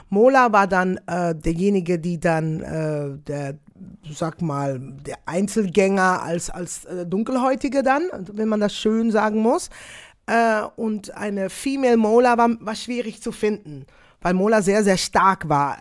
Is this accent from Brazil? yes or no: no; Netherlands; German is a second language; moved away as an adult; now in Belgium; Ich lebe in Belgien, komme aus Holland, lebe in Belgien, arbeite sehr, sehr viel in Deutschland